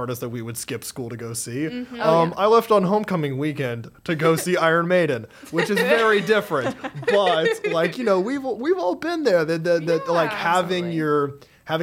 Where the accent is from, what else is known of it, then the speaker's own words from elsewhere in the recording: Charlotte, North Carolina, United States; I'm from North Carolina, too. I'm from Charlotte, too